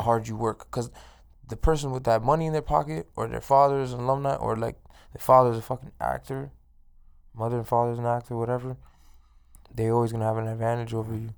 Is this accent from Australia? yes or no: no; Toronto, Ontario, Canada; now in Edmonton, Canada; I'm from, like, inner city Toronto, I'm from East York